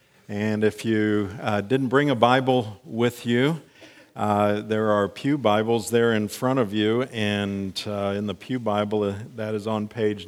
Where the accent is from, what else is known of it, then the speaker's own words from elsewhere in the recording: Frankfurt, Hesse, Germany; born there; I was, a few years back, born in Frankfurt, Germany.